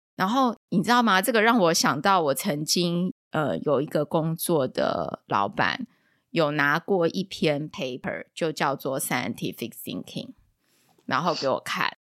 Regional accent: Taiwan; 我们台湾人

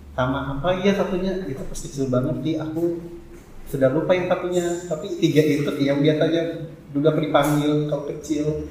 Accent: Sulawesi, Indonesia; moved away; aku kan aslinya dari Sulawesi

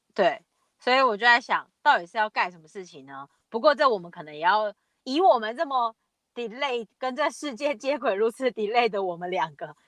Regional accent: Taiwan; 其实我们很多人在台湾

